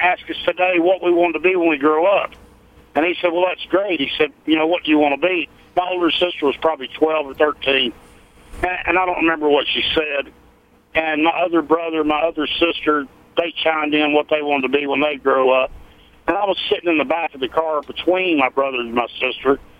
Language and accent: English; North Carolina, United States; I'm from North Carolina